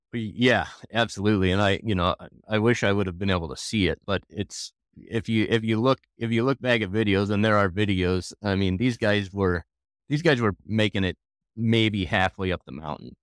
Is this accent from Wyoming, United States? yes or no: yes; Jackson, Wyoming, United States; Born and raised in Jackson